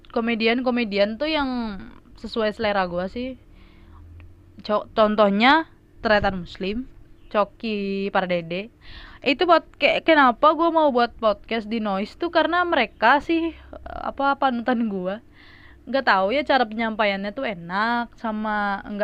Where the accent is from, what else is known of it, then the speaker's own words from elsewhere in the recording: Medan, North Sumatra, Indonesia; gua tuh orang Medan kan tadi udah bilang ya orang Medan